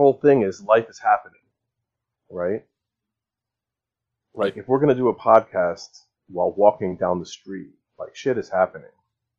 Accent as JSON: {"language": "English", "region": "New Jersey", "country": "United States", "tie": "born there", "said": "My mom was born in Kansas. I was born in New Jersey."}